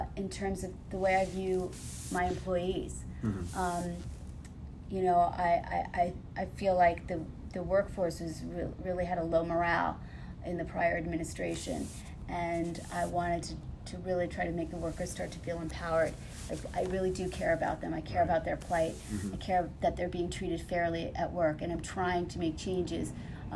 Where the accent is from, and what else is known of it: Baldwin, New York, United States; born or raised there